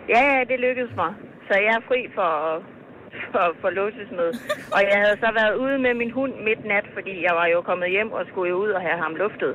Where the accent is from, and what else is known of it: Thy, North Denmark Region, Denmark